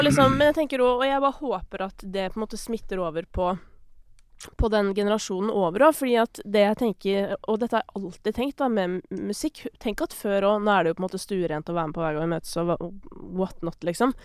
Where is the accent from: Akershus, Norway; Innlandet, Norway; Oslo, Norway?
Akershus, Norway; Kolbotn; jeg er fra Kolbotn.